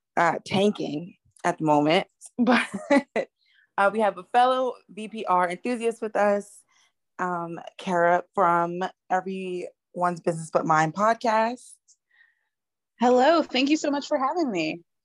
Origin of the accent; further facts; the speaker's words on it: United States; I'm American.